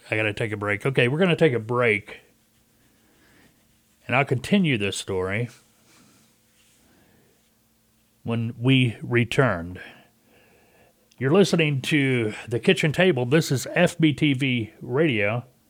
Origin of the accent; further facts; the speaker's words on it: Canada; Hey, like I'm from Canada. We got to get more music.